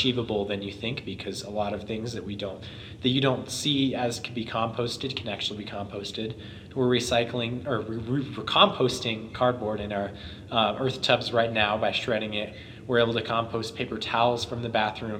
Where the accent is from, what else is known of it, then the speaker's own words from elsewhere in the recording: Estes Park, Colorado, United States; growing up in Estes